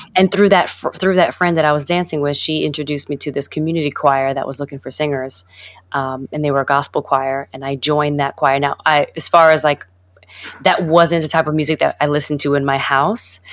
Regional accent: New York, United States; growing up in New York, I was, uh, when I went to, I went to middle school uh, in New York

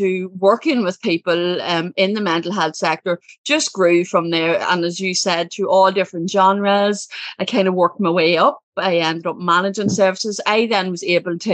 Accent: Ireland; I'm from Ireland. I come from a family. There's six children. I'm the second. And, pretty typical Irish childhood

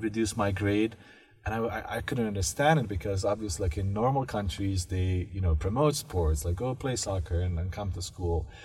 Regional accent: Bosnia & Herzegovina; moved away; I grew up in this, you know, post-war Bosnia

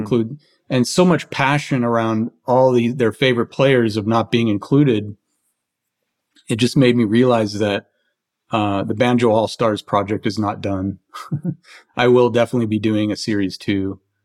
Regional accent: Philadelphia, Pennsylvania, United States; I was born in Philadelphia

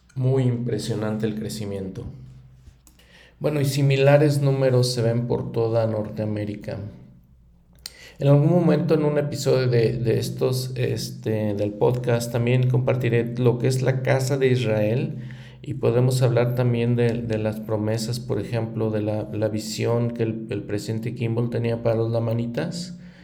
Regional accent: Mexico; en mi país como México

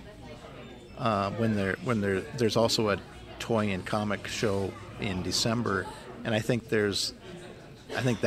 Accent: Southwest North Dakota, United States; I'm from Southwest North Dakota originally, down by Hettinger and Bowman.

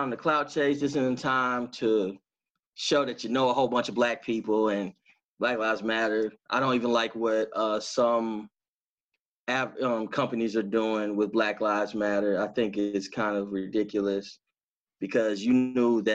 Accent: Dallas, Texas, United States; Oak Cliff, huh? I say, yeah, that's where I'm from

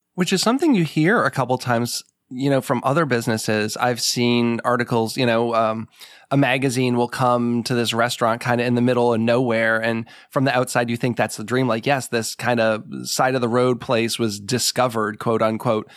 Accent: New England, United States; moved away; I grew up in New England

